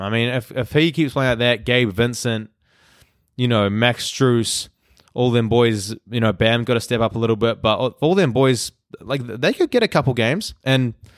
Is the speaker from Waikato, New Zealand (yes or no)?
yes; Hamilton, Waikato, New Zealand; moved away as an adult; now in Vancouver, Canada; I'm from Hamilton, New Zealand